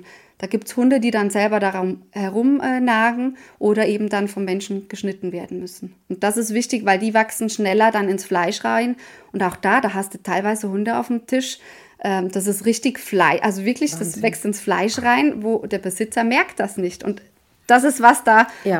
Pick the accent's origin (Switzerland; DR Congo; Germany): Switzerland; Bei uns in der Schweiz